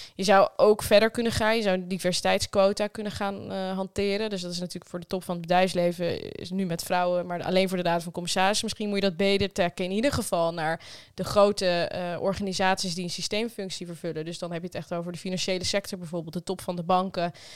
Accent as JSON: {"language": "Dutch", "country": "Netherlands", "said": "we Nederlanders"}